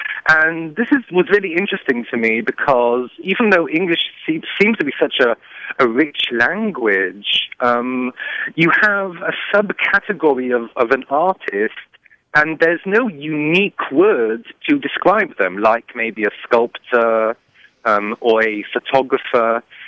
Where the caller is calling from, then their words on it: Champaign, Illinois, United States; I'm calling you from Champaign, Illinois.